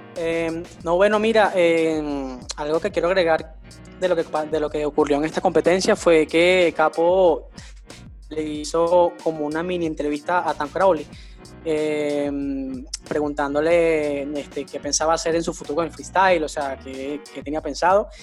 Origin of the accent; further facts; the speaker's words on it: Venezuela; nosotros somos venezolanos